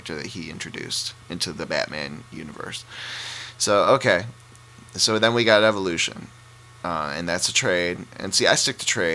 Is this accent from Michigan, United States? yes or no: yes; Detroit, Michigan, United States; I'm from Detroit